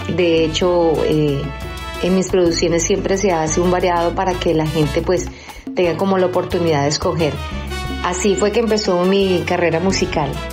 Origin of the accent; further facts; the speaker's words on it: Cali, Valle del Cauca, Colombia; Soy de Cali, Colombia